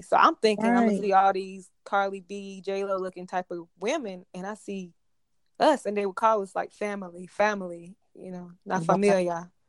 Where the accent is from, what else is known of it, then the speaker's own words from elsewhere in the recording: Topsail Beach, North Carolina, United States; also born or lived in Jamaica (ancestry); I'm from Topsail Beach.